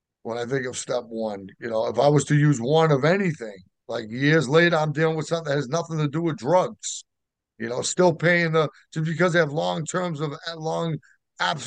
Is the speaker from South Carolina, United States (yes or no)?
no; Boston, Massachusetts, United States; I'm in Baltimore. I'm from Boston